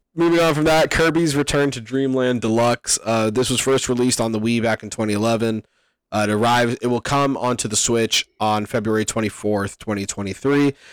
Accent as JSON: {"language": "English", "country": "Canada", "said": "As a Canadian"}